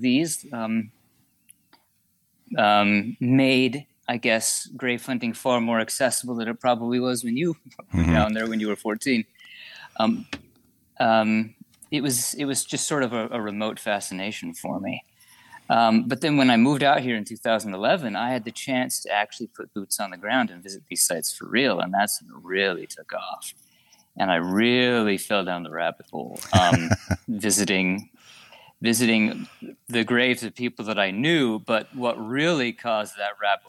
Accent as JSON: {"language": "English", "region": "Utah", "country": "United States", "tie": "born or raised there", "moved": "as an adult", "lives_now": "California, United States", "said": "when I was about 14 or 15 growing up in Utah."}